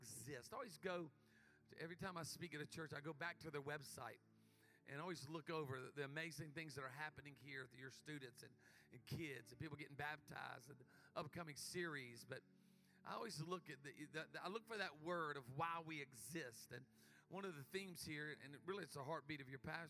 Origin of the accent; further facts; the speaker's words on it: Myrtle Beach, South Carolina, United States; A little small church in where I grew up, Myrtle Beach, South Carolina